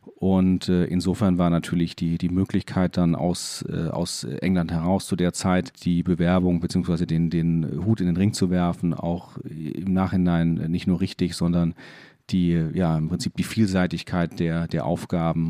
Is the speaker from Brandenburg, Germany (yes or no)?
no; Landau, Rhineland-Palatinate, Germany; moved away as an adult; also born or lived in Bremen; now in Hamburg, Germany